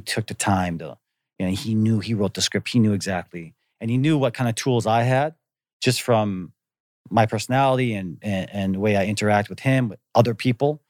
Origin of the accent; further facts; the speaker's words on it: Antigo, Wisconsin, United States; moved away as an adult; also born or lived in Green Bay, Wisconsin; now in Korea; we moved from Green Bay, which was, you know, what, a hundred and fifty, two hundred thousand people, and I moved to Anigo, Wisconsin